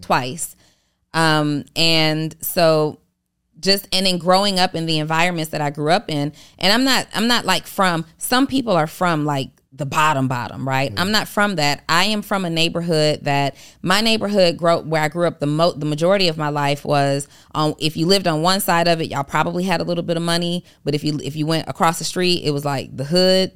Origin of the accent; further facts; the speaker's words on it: College Park, Georgia, United States; also born or lived in New Orleans, Louisiana; I'm originally from New Orleans, and I was raised in College Park, Georgia